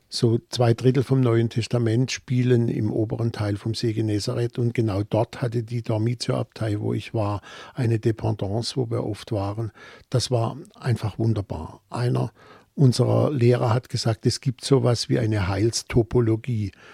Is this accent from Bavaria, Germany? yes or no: no; Offenburg, Baden-Württemberg, Germany; accent: Baden; in Offenburg, meiner Heimatstadt